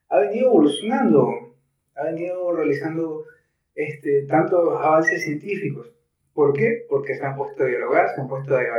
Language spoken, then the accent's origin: Spanish; Guayaquil, Guayas, Ecuador; somos latinos, somos ecuatorianos, somos guayacos, madera de guerrero.